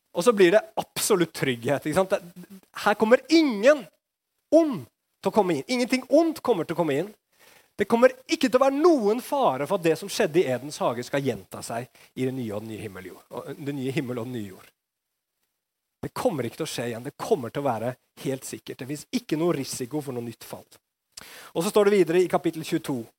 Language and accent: Norwegian; Norway